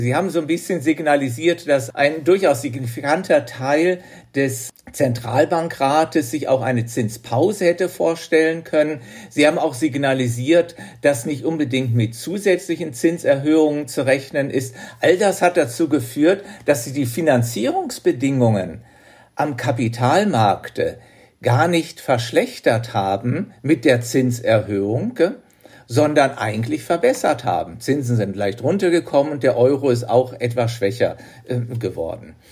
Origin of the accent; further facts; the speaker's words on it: Germany; moved away as an adult; now in Switzerland; bei uns in Deutschland